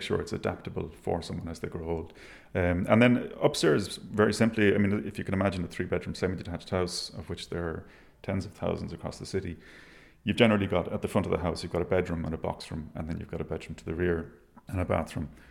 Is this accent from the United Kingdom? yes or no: no; Galway, Connacht, Ireland; now in Dublin, Ireland; I grew up in Galway in a, a, village called Menlo